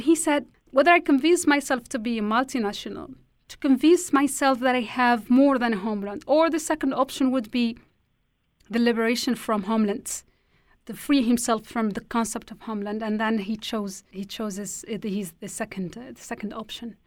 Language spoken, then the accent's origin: English; Tindouf, Algeria; English is a second language; moved away as an adult; now in Switzerland; I was born and raised in the Sahrawi refugee camps in a city called Tindouf, southwest Algeria. I have lived there for over 20 years.